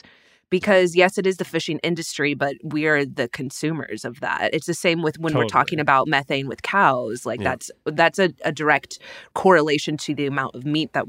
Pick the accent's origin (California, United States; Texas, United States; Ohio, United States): Texas, United States; Well, I was being from Texas, I love whenever we're used as a size of measurement.